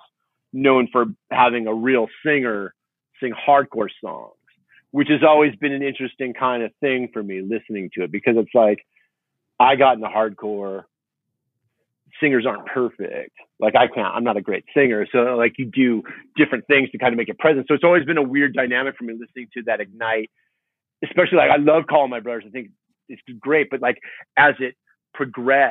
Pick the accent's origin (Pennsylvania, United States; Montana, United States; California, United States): California, United States; Huntington Beach; also born or lived in Fountain Valley; born and raised in Huntington Beach and Fountain Valley